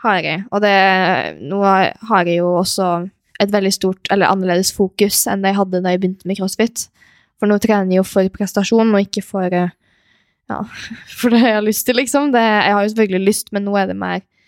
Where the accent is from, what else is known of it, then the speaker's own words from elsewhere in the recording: Molde, Møre og Romsdal, Norway; also born or lived in Stavanger / Switzerland; vokste opp i Molde